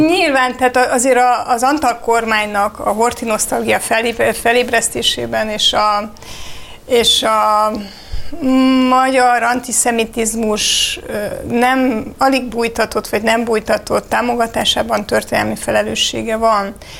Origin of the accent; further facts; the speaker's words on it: Romania; now in Hungary; Romániából jövök